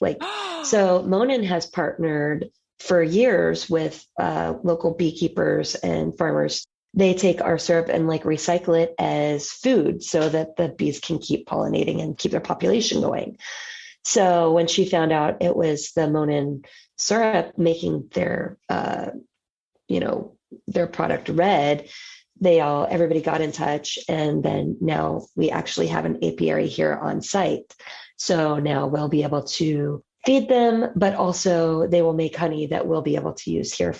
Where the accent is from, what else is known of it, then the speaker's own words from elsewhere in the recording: Atlanta, Georgia, United States; now in Tampa, United States; No, I'm originally from Atlanta, but my family moved here. I would say I got here like almost all of the other non-native Floridians.